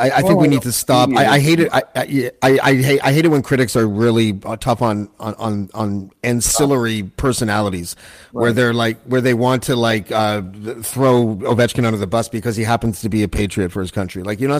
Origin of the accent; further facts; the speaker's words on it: Toronto, Ontario, Canada; now in Killaloe, Canada; I'm in a little town called Killaloe, which is where my wife grew up. It's in the middle of the forest near Algonquin Park in Ontario, about 4 hours north of Toronto, but I'm from Toronto.